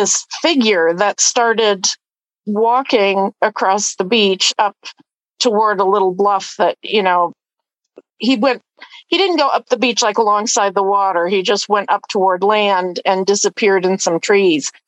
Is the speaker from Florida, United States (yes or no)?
no; Erie, Pennsylvania, United States; moved away; I grew up in Erie.